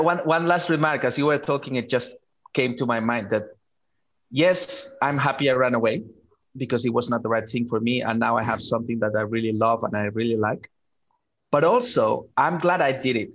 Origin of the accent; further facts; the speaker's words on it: Barcelona, Catalonia, Spain; moved away; I'm from Barcelona originally